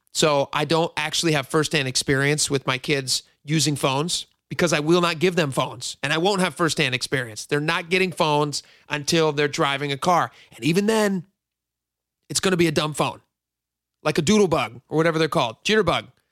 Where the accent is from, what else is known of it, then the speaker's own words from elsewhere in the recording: Washington, United States; also born or lived in Hawaii; I grew up in Washington